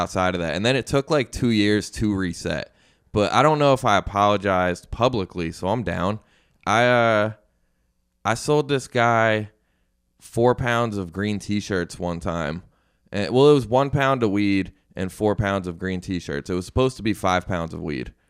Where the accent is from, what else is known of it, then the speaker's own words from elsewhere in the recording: Syracuse, New York, United States; moved away as an adult; now in Philadelphia, United States; I'm from Syracuse